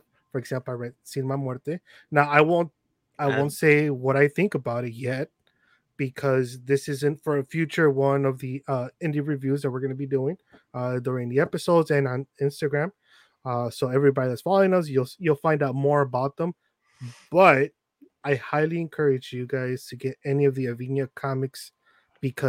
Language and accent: English; Chicago, Illinois, United States; also born or lived in Little Village, Chicago / Mexico; I was born here in Chicago